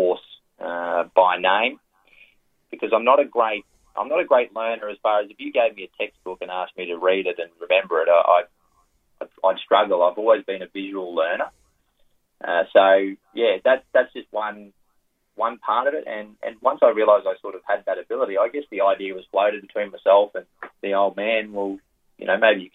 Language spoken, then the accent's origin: English; Thangool, Queensland, Australia; moved away as an adult; also born or lived in Rockhampton, Queensland / Singapore; now in Sydney, Australia; I grew up in Western Queensland or Central Queensland, a place called Dangoodle